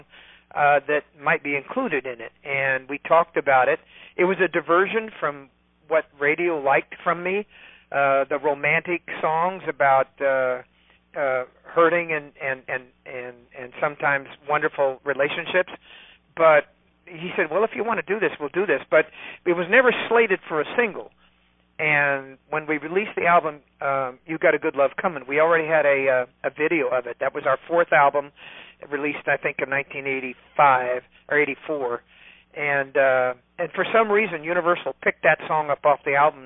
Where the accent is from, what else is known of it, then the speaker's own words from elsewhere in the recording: California, United States; I'm from California